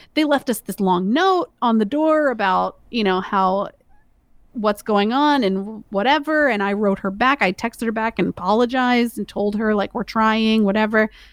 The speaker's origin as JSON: {"language": "English", "region": "Georgia", "country": "United States", "moved": "yes", "said": "We're both from Georgia"}